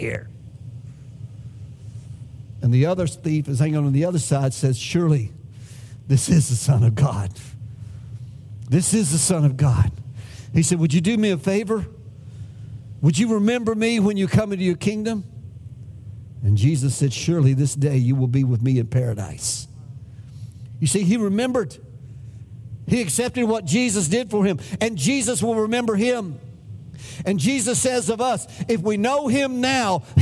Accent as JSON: {"language": "English", "country": "United States", "said": "No, we're not Spanish. We're American."}